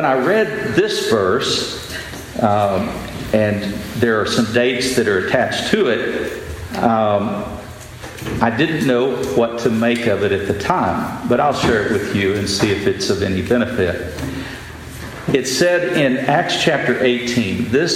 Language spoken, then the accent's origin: English; West Texas, United States; moved away as an adult; I grew up in West Texas and lived there the first 30 years of my life